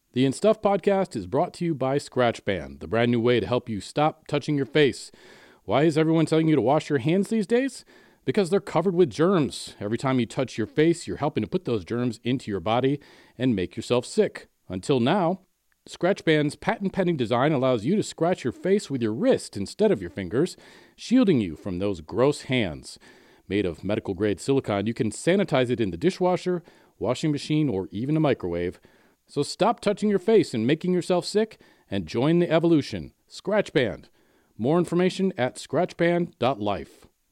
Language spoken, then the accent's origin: English; Michigan, United States; accent: Michigan; moved away; I'm very sensitive to my Michigan accent because I never knew I had one until I came up here